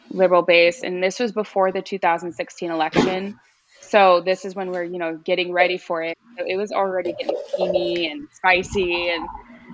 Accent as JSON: {"language": "English", "region": "Northern California", "country": "United States", "tie": "born or raised there", "also_born_or_lived": "Oregon", "moved": "yes", "said": "I was raised in California, Northern California, though, up close to the Oregon border"}